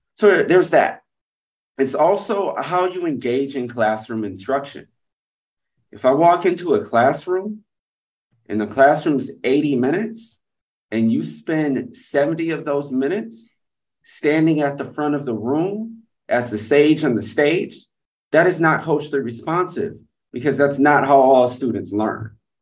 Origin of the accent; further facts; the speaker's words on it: Atlanta, Georgia, United States; moved away as an adult; also born or lived in Providence / London; now in Singapore; I was going back to my hometown in Atlanta, Georgia to teach